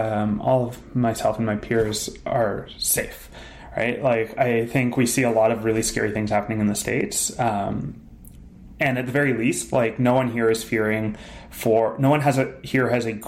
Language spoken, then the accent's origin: English; Thornhill, Ontario, Canada; Grew up in Thornhill, Ontario.